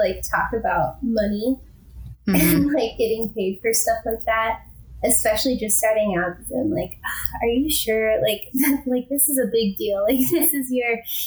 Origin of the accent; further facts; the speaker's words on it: Midwest, United States; moved away as an adult; also born or lived in Minnesota / the South / southern Utah; now in Utah, United States; growing up in the Midwest and being so landlocked